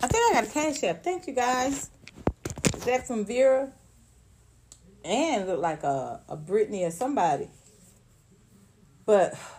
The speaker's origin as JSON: {"language": "English", "town": "Atlanta", "region": "Georgia", "country": "United States", "tie": "born or raised there", "also_born_or_lived": "Los Angeles", "moved": "as an adult", "said": "I grew up in Atlanta, went to elementary school, high school, college"}